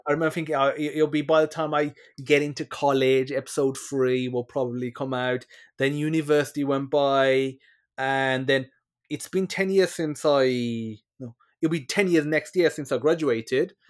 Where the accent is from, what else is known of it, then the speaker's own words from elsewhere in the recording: West Midlands, United Kingdom; moved away; I'm originally from the West Midlands in, you know, Dudley, Wel, you know, West Bromwich, Wo, Wolverhampton areas.